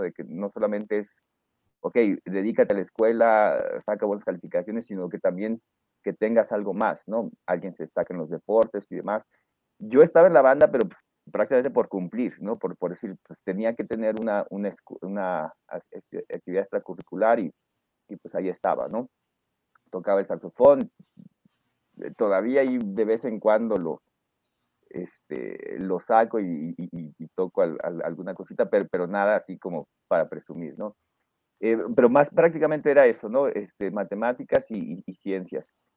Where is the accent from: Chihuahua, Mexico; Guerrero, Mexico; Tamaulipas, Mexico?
Tamaulipas, Mexico; Reynosa; also born or lived in Mexico City; yo nací en la Ciudad de México, pero me crié en Reynosa. Eh, Tamaulipas